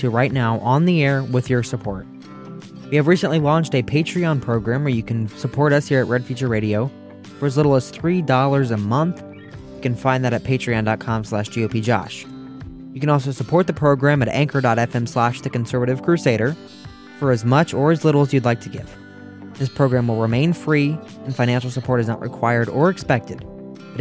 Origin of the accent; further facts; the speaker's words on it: Ohio, United States; the beautiful state of Ohio, my home state